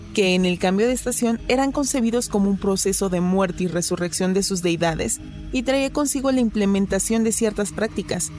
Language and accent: Spanish; Mexico; tenemos como mexicanos